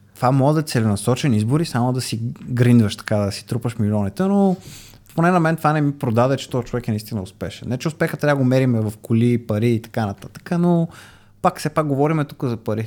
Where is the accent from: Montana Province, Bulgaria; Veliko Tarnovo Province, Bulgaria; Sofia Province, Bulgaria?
Sofia Province, Bulgaria; Samokov; съм от Самоков